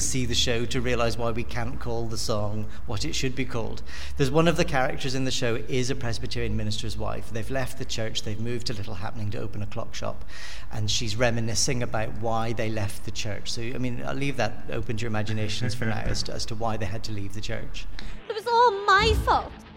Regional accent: Belfast, Northern Ireland, United Kingdom; moved away; I'm from Belfast originally

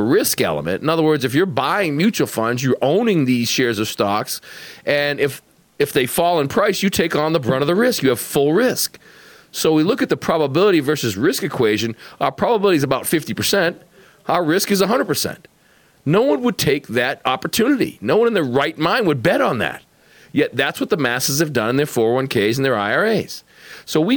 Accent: Boston, Massachusetts, United States; moved away; you can take the kid out of Boston, you can't take Boston out of the kid

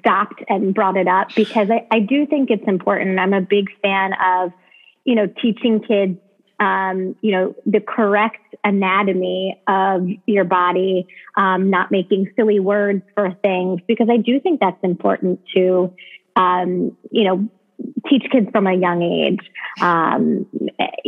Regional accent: Baltimore, Maryland, United States; I grew up in Baltimore, Maryland

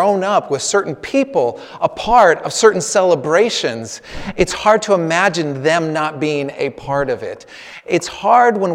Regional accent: Northern California, United States; moved away; I come from Northern California. My parents are living about an hour and a half south of San Francisco in the Santa Cruz Mountains

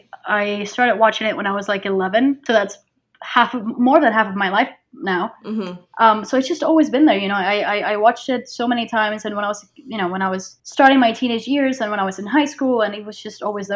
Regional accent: Puerto Rico; I'm from Puerto Rico. I am 23.

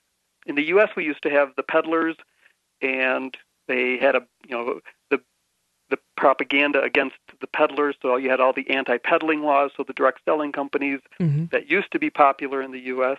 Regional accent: United States; now in Bogota, Colombia; Yeah, I'm. I'm teaching English here.

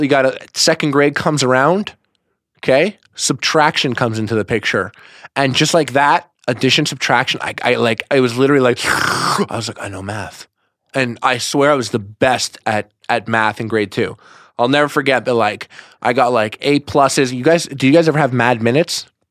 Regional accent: Montreal, Quebec, Canada; first language English; I'm from Montreal, Canada

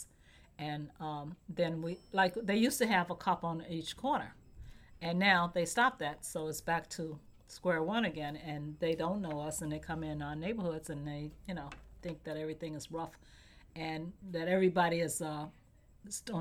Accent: West Virginia, United States; now in New York, United States; I grew up in West Virginia

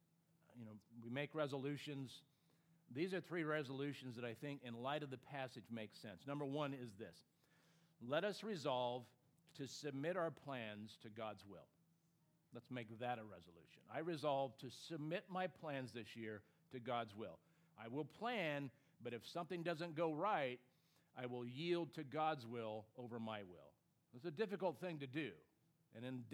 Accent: California, United States; even though I grew up on the West Coast, I grew up in California

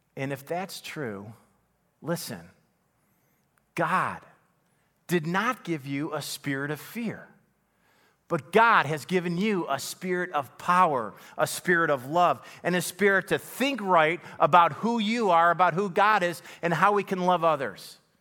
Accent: Buffalo, New York, United States; My family, you know, we grew up in Buffalo, single parent home

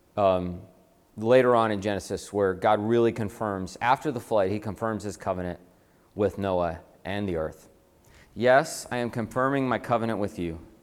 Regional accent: Atlanta, Georgia, United States; moved away as an adult; also born or lived in Boston; I'm from Atlanta

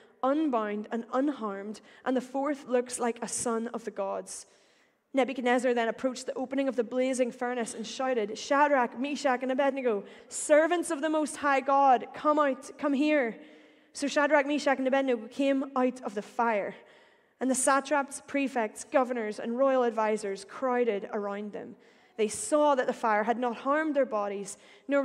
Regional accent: Northern Ireland, United Kingdom; accent: Northern Irish; I will say power like any good Northern Irish person

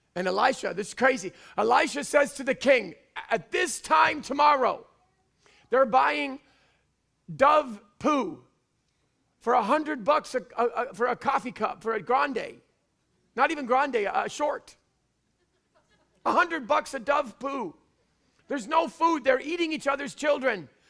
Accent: Canada; I'm Canadian.

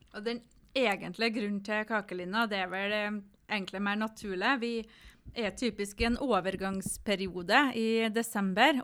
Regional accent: Nordmøre, near Kristiansund, Møre og Romsdal, Norway; born or raised there; moved away

